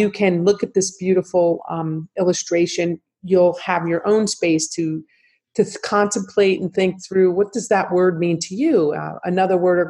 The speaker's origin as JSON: {"language": "English", "region": "New Jersey", "country": "United States", "tie": "born or raised there", "moved": "yes", "said": "growing up in New Jersey, where my whole family"}